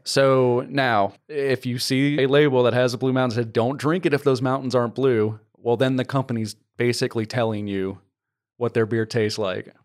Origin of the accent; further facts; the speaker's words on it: New Orleans, Louisiana, United States; now in Texas, United States; I'm from the New Orleans area, That's where I grew up.